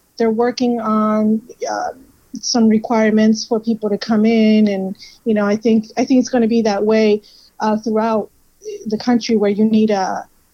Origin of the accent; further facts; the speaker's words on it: Miami, Florida, United States; moved away; also born or lived in Peru; I am from Miami. I was raised there. I was born in Peru.